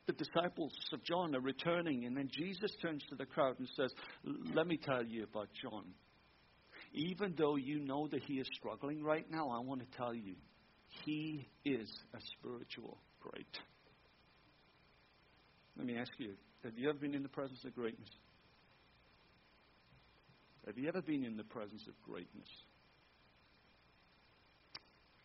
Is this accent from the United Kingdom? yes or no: yes; Wales, United Kingdom; moved away as an adult; also born or lived in Tampa, Florida, United States / Germany; now in Michigan, United States; I'm a Welshman in Wales.